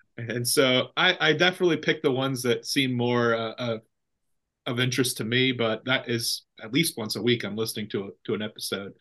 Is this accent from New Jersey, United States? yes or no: no; Central Valley, California, United States; I'm from the Central Valley, but not from Ripon